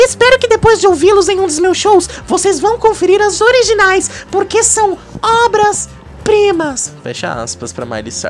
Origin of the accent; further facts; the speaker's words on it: Brazil; É porque eu sou brasileiro.